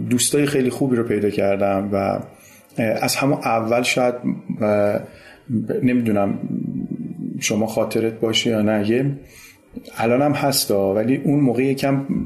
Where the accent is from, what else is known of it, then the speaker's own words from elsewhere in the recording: Tehran, Tehran Province, Iran; born there; یعنی من متولد مرداد 57 م 14 مرداد 57 و متولد تهرانم ساکن تهرانم